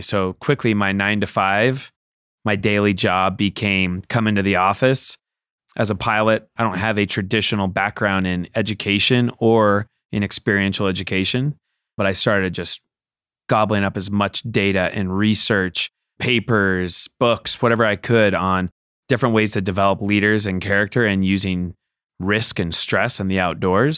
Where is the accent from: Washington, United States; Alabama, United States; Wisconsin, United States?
Washington, United States; Seattle; moved away; growing up in Seattle where I'm from